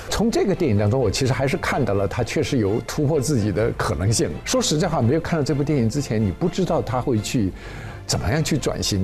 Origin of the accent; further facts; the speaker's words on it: China; 我们中国人